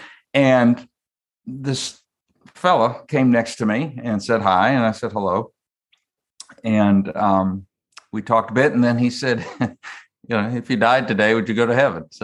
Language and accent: English; Northeast, United States; moved away as an adult; also born or lived in Syracuse / Alabama; growing up in the Northeast, always belonged to a church